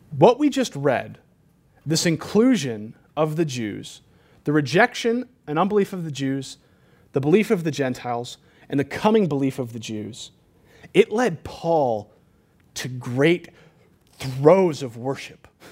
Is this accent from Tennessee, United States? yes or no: no; California, United States; moved away; I'm from California.